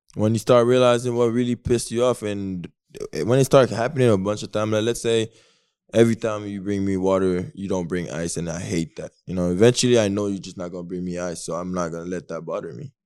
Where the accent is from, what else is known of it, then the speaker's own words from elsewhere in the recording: Canada; I'm Canadian